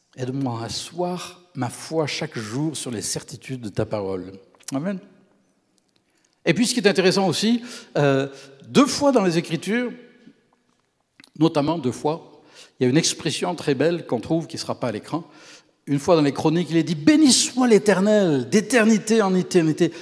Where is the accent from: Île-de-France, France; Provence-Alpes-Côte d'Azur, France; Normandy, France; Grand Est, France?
Provence-Alpes-Côte d'Azur, France; Camargue; moved away as an adult; also born or lived in Quebec; now in Canada; C'est la région d'où je viens, dans le sud de la France.